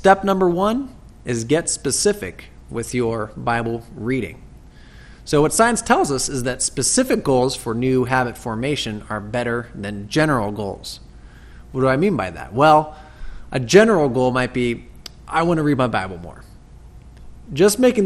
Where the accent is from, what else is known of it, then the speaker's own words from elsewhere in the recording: United States; as American Christians